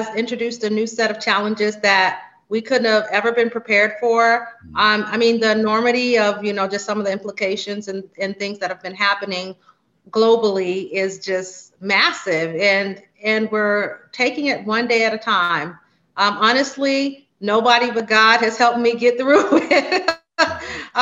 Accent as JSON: {"language": "English", "town": "Las Vegas", "region": "Nevada", "country": "United States", "tie": "born or raised there", "said": "I reside and was born and raised in Las Vegas, Nevada"}